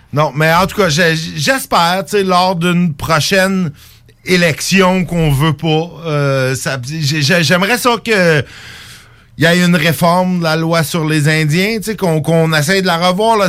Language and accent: French; Quebec, Canada; en tant que Québécois